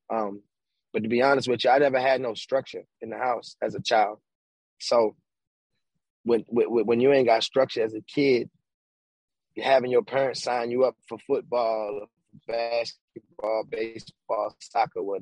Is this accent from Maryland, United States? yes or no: yes; Baltimore, Maryland, United States; I'm a kid from Baltimore, right?